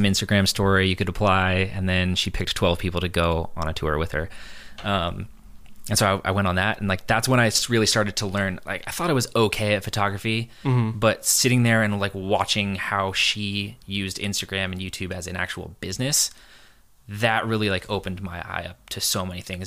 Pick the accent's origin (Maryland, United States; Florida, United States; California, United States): California, United States; San Diego; also born or lived in San Francisco; I grew up in California my whole life.